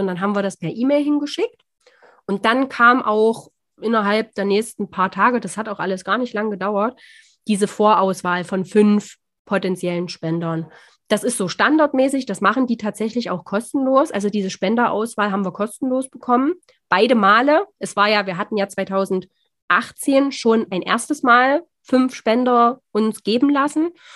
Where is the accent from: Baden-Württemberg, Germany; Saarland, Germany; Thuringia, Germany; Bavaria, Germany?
Thuringia, Germany; near the Saxon border; wir kommen aus Thüringen, ein bisschen hört man es vielleicht